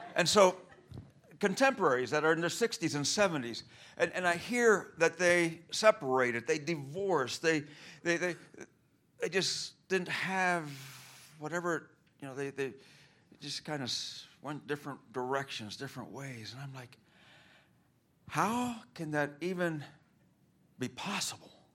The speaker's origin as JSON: {"language": "English", "country": "Cuba", "tie": "born or raised there", "moved": "yes", "said": "I grew up in Cuba"}